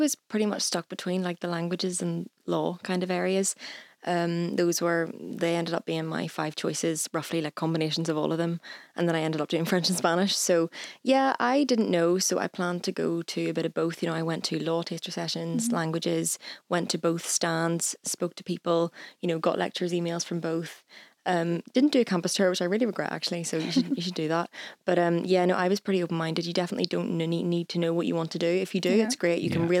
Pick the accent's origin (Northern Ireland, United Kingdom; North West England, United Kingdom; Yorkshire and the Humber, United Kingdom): Northern Ireland, United Kingdom; Lisburn; I study French and Spanish at Queen's. I'm from Lisburn.